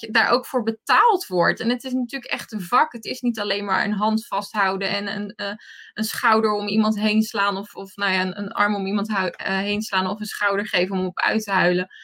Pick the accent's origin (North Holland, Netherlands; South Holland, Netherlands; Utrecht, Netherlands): South Holland, Netherlands; Rotterdam area; ik kom uit het Rotterdamse